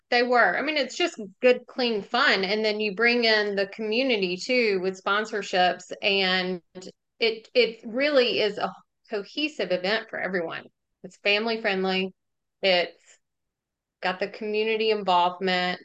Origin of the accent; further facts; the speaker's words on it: Jackson, Mississippi, United States; also born or lived in Oxford, Mississippi; I grew up in Jackson and then, um, went to school here